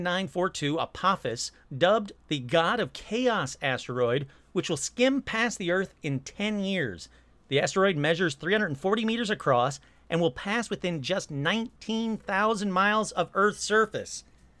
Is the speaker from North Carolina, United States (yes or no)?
yes; North Carolina, United States; It was incredibly hot. I'm from North Carolina. I was in California for my cousin's high school graduation.